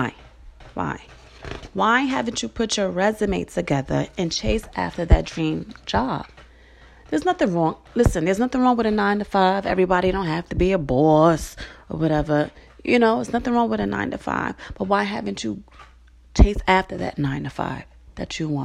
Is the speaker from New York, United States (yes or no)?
yes; New York City, New York, United States; in Fort Greene, in Brooklyn, the projects where I'm from